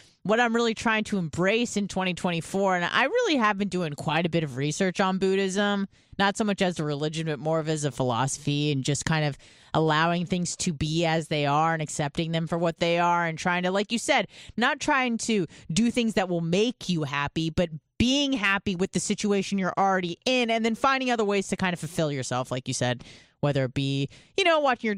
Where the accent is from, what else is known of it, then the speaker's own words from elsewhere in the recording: Southern California, United States; moved away as an adult; also born or lived in Australia; I grew up in Southern California.